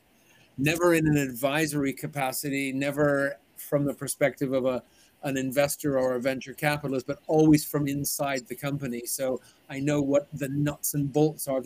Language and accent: English; Vancouver, British Columbia, Canada; moved away as an adult; also born or lived in Zurich, Switzerland; now in London, United Kingdom; I'm originally from Vancouver